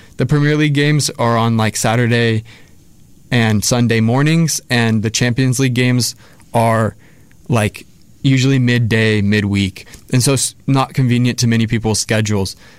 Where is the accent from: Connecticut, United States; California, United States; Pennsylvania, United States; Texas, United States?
Texas, United States; San Antonio; I'm a senior from San Antonio, Texas